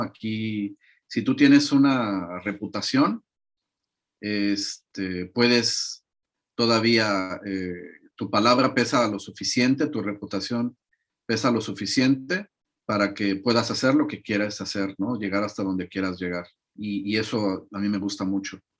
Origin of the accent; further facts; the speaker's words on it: Mexico; moved away as an adult; now in Latvia; como mexicano